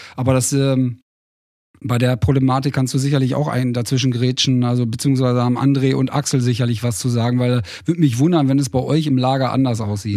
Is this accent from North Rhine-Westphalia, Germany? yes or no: yes; Bielefeld, North Rhine-Westphalia, Germany; ich äh, stolz bin als ähm, Bielefelder